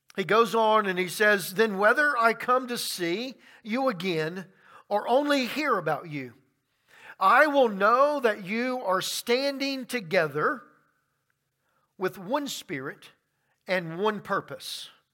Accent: Baton Rouge, Louisiana, United States; now in Rock Hill, United States; I grew up in Baton Rouge, Louisiana

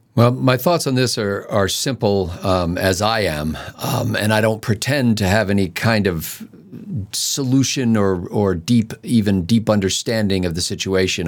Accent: Pennsylvania, United States; I was growing up in Pennsylvania, I could ride my bicycle to the Delaware River

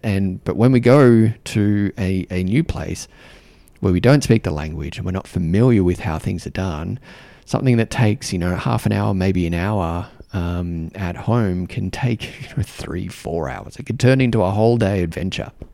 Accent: Australia; accent: Australian; moved away; also born or lived in New Zealand; And I have an Australian accent. Um, I'm Australian.

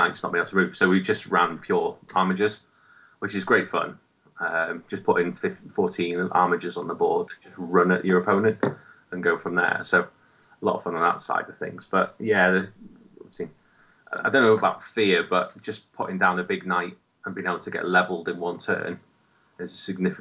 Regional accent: Wales, United Kingdom; I've always said that I'm Welsh and still live in Wales.

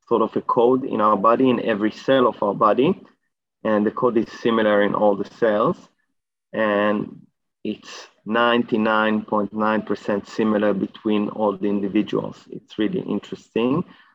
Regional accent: Israel; moved away as an adult; now in Australia; So I arrived to Australia about 10, 11 years ago, 2011. I came from Israel. I did my PhD in Israel

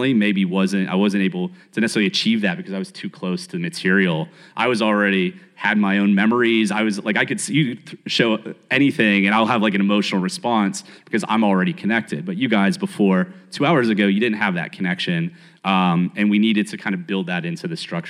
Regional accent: Pittsburgh, Pennsylvania, United States; I grew up in Pittsburgh

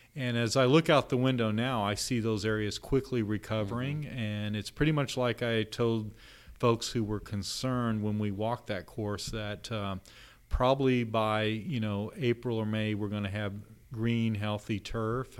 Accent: Texas, United States; now in Louisville, United States; down in Austin, Texas, uh, my home state

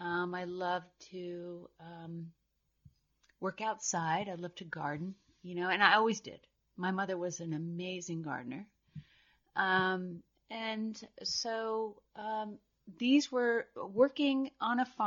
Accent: New Jersey, United States; moved away as an adult; also born or lived in Vermont; I grew up in New Jersey, about an hour west

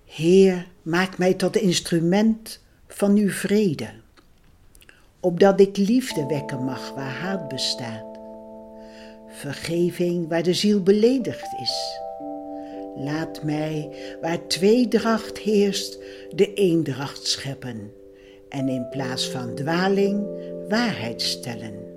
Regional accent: Ede, Gelderland, Netherlands; Ik ben geboren in Ede op 12 maart 1938

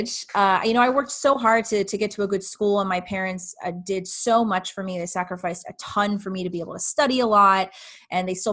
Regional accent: Southern Georgia, United States; I was raised in Southern Georgia, in the Bible Belt

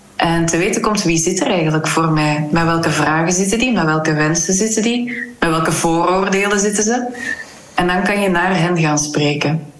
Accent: Kortenberg, Flanders, Belgium; now in Huldenberg, Belgium; ik ben in Kortenberg opgegroeid en dan ben in Huldenberg komen wonen.

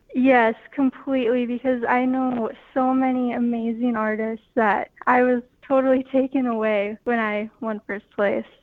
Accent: Goodridge, Minnesota, United States; I grew up in Goodridge, Minnesota

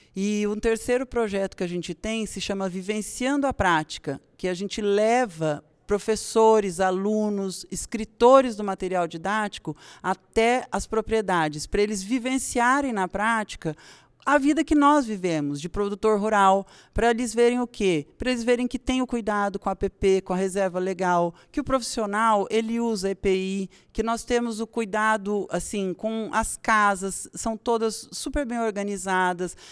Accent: Brazil

